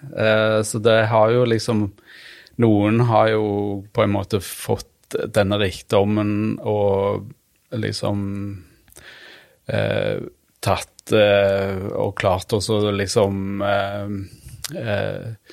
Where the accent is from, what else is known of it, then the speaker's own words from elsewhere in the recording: Randaberg, Rogaland, Norway; egentlig Randaberg, da. Det er jo rett utenfor Stavanger